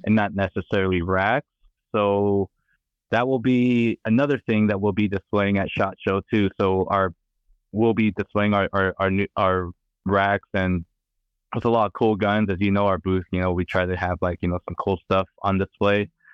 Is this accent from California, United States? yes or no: yes; California, United States; I'm from California